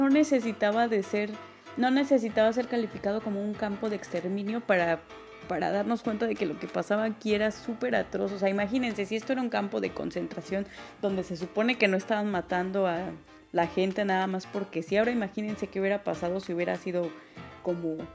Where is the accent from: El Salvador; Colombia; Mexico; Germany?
Germany; mira, soy alemán y soy más que un, o sea, soy más que la Segunda Guerra Mundial, ¿ok?